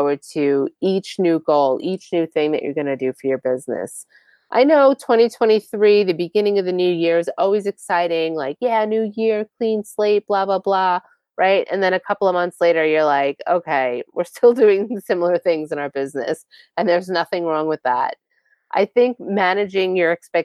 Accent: Long Island, New York, United States; I'm from Long Island

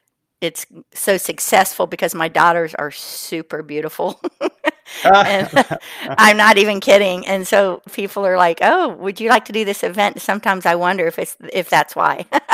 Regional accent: South Carolina, United States; I'm from South Carolina, in case you can't tell from my accent.

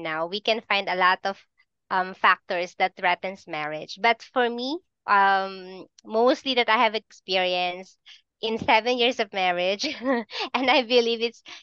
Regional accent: Philippines; I'm from the Philippines

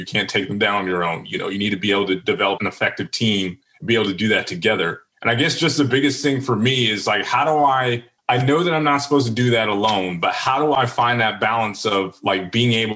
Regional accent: Virginia, United States; moved away; I'm from Virginia originally

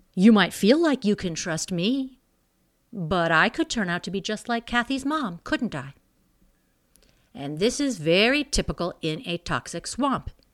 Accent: Missouri, United States; I was born in Missouri

